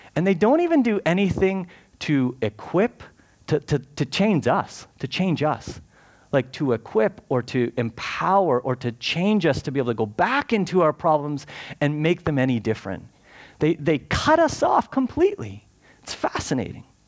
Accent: Canada; we're Canadian

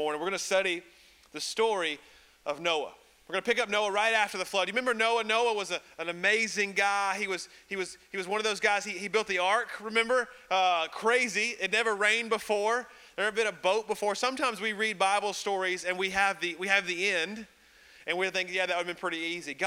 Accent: Birmingham, Alabama, United States; I'm from Birmingham, Alabama

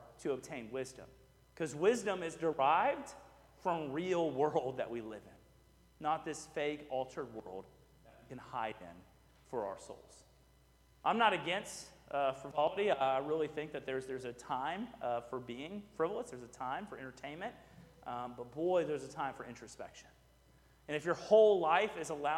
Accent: Houston, Texas, United States; I grew up in Houston, so it was my beach

